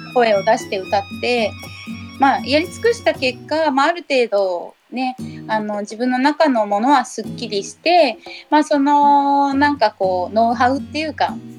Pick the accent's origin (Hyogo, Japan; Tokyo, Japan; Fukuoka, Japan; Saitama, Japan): Saitama, Japan; 地元埼玉